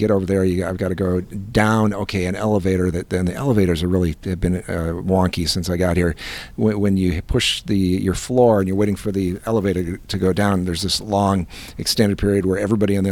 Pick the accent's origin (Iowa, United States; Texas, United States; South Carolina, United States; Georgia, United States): Iowa, United States; I'm from Iowa